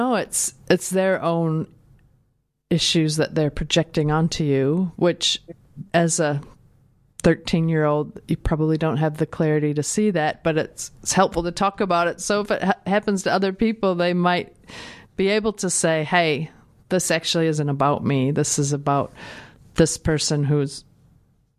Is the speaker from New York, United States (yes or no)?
no; Minnesota, United States; moved away as an adult; also born or lived in New Zealand; now in Dunedin, New Zealand; I come from Minnesota, which is, I grew up in a very sort of white middle class area